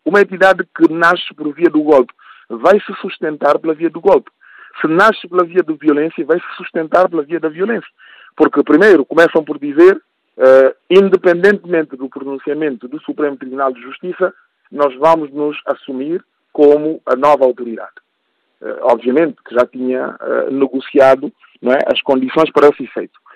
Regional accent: Guinea-Bissau; eu sou guineense e o que me preocupa é o futuro do meu país

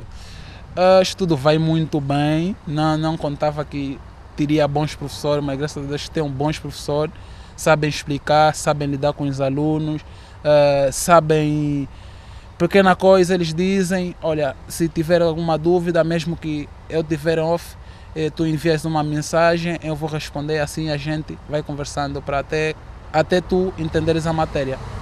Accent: Kilamba, Luanda Province, Angola; moved away as an adult; now in Porto, Portugal; vim da cidade do Quilamba, uh, Benfica, e vim, vim cá para estudar, trabalhar

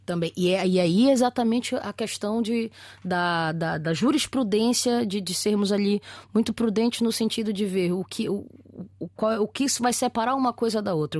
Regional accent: Brazil; now in Portugal; eu como brasileiro imigrante aqui nesta terra

